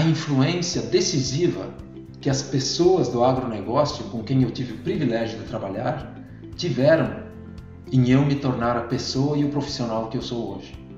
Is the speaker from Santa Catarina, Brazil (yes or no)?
yes; Arroio Trinta, Santa Catarina, Brazil; sou natural de Arroio 30, oeste de Santa Catarina